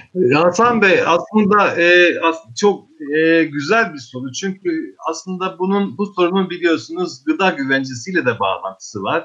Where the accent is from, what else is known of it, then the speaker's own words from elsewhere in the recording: Eastern Black Sea, Turkey; memleketim de olduğu için, benim de orada toprağım olduğu için